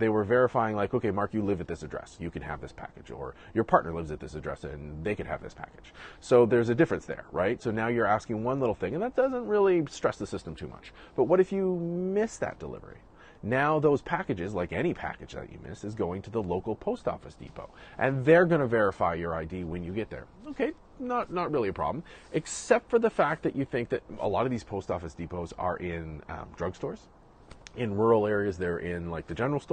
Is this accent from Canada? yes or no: yes; Canada; I'm Canadian